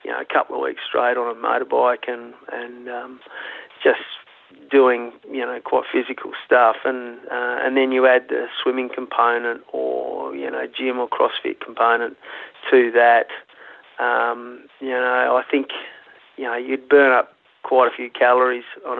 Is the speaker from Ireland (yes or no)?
no; Broken Hill, New South Wales, Australia; I was born in Broken Hill, but come off the sheep and cattle station up there